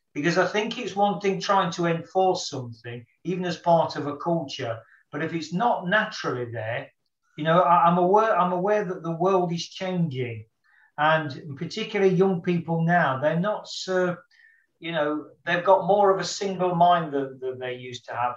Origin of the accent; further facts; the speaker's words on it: United Kingdom; as a Brit coming over to India